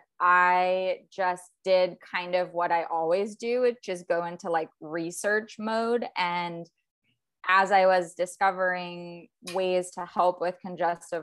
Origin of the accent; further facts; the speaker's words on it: South Florida, United States; also born or lived in Virginia; And I'm from Virginia originally, but I pretty much grew up in South Florida and I'm still in Florida